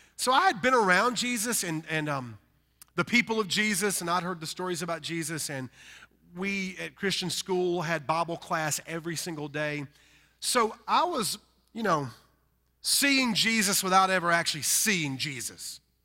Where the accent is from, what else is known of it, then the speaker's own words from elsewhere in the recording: North Carolina, United States; accent: Southern; we're from North Carolina and we're rednecks